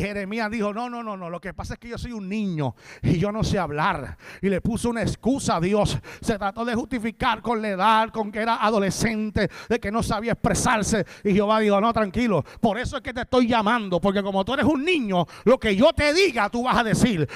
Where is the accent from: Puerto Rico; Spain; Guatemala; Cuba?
Puerto Rico; moved away as an adult; now in Florida, United States; soy de Puerto Rico, pero vivo en Florida